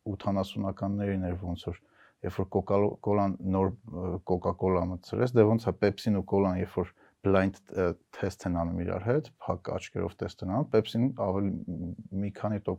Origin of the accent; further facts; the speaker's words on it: Vanadzor, Lori, Armenia; Ես Վանաձորում եմ մեծացել